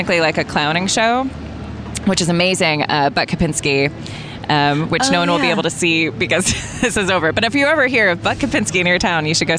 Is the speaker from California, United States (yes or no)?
yes; California, United States; My dad, no, grew up all over. My dad was in the military, so kind of lived all over, but mostly California.